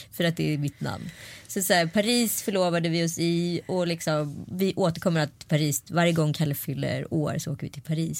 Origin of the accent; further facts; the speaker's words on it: Örebro, Örebro County, Sweden; I Vivalla i Örebro, där jag är ifrån